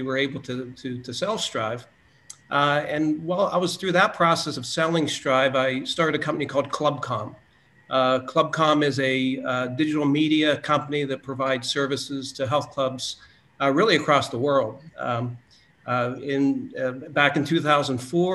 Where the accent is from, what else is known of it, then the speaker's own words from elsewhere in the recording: Western Pennsylvania, United States; I grew up in Western Pennsylvania